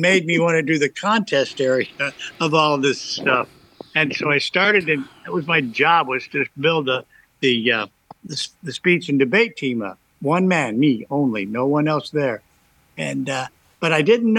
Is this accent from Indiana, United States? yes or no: yes; Terre Haute, Indiana, United States; moved away as an adult; now in Northwest Indiana, United States; So I had two brothers in Dyer, and we're from Terre Haute